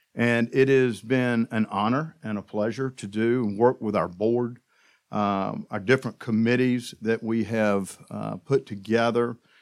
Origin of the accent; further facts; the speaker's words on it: South Georgia, United States; now in Tallahassee, United States; I'm from South Georgia